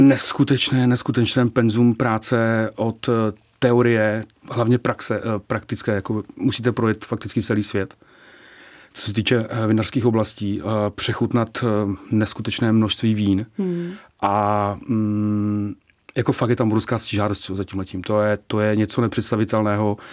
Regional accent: Nový Jičín, Moravian-Silesian Region, Czechia; moved away as an adult; now in Prague, Czechia; já pocházím z Nového Čína, z Severní Moravy a někdy před 20 lety jsem se sem přestěhoval

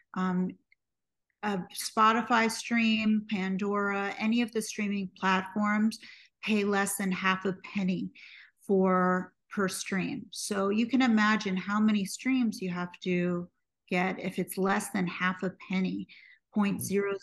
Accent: New York City, New York, United States; I was born and raised in New York City

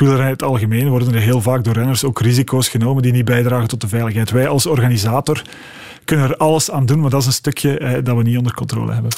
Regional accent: Belgium; als Belgen

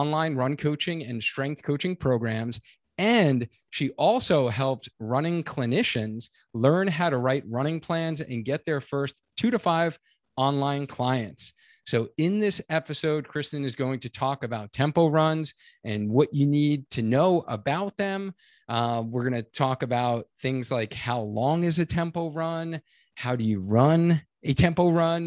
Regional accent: Long Island, New York, United States; we grew up in Long Island, New York

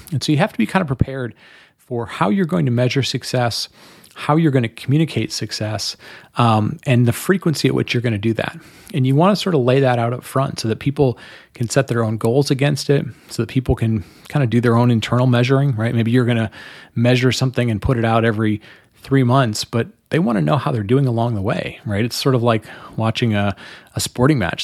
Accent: Detroit, Michigan, United States; growing up in Detroit, when I grew up in the in the 70s and 80s and, and the 90s in Detroit

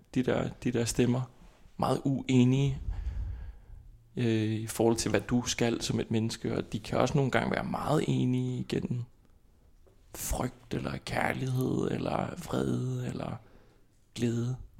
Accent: Kópavogur, Capital Region, Iceland; Danish is a second language; moved away as an adult; now in Copenhagen, Denmark; Jeg kommer fra Island, og øh, fra hovedstadområdet Kåberbord

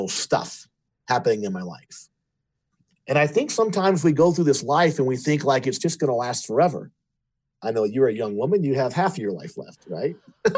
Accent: Louisiana, United States; my other brother and myself were LSU fans because we were raised in Louisiana

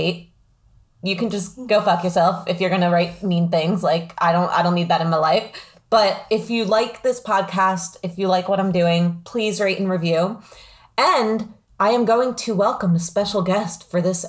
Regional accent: Pennsylvania, United States; I'm from Pennsylvania

